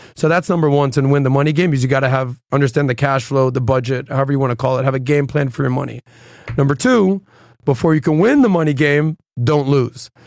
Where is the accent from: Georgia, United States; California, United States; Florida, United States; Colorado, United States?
Florida, United States; Miami; being born and raised in Miami